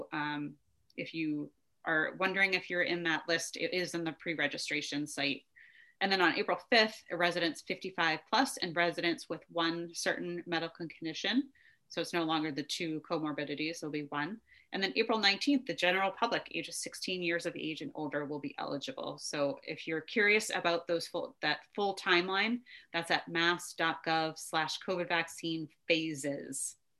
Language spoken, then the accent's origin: English; Brockton, Massachusetts, United States; I think the last stop of the train is in my hometown, Brockton, Mass.